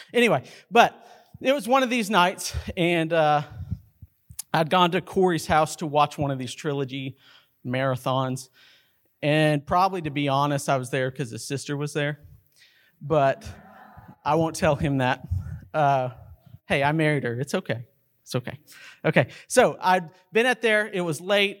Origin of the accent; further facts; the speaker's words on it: Carlsbad, New Mexico, United States; growing up in Carlsbad, New Mexico